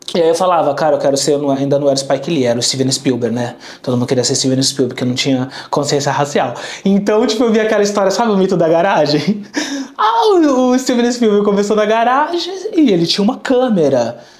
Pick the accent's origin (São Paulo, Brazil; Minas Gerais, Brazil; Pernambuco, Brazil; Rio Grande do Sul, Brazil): São Paulo, Brazil; also born or lived in Vila Clara, São Paulo; Eu nasci em Moema, um bairro nobre aqui de São Paulo